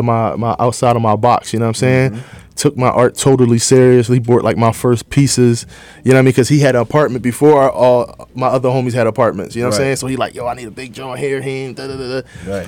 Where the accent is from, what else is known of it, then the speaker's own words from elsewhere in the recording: Philadelphia, Pennsylvania, United States; But I'm from Philly